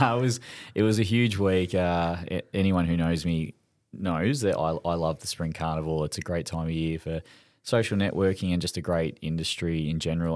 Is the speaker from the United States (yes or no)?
no; Melbourne, Victoria, Australia; I grew up in Esquivel